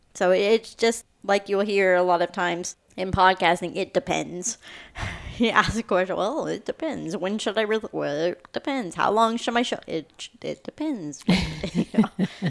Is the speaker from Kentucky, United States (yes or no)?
yes; Kentucky, United States; I'm from Kentucky